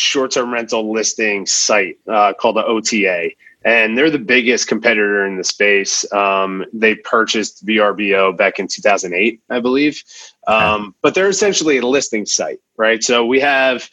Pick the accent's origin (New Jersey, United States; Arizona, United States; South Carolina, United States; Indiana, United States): New Jersey, United States; moved away; I'm originally from New Jersey.